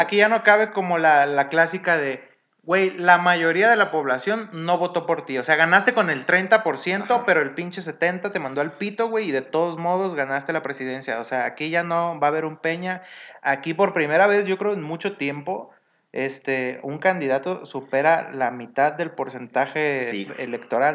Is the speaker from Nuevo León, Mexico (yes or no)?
no; Mazatlán, Sinaloa, Mexico; moved away; yo no soy de acá, yo soy de Sinaloa.